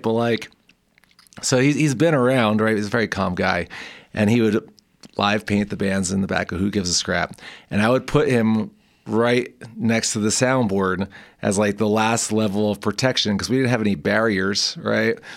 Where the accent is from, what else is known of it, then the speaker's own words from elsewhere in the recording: New Jersey, United States; now in Fort Collins, United States; growing up in North Jersey